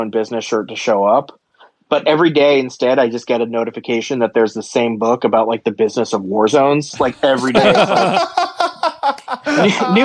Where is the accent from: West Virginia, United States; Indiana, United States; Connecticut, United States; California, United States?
Connecticut, United States; now in New York, United States; I grew up mostly in Connecticut.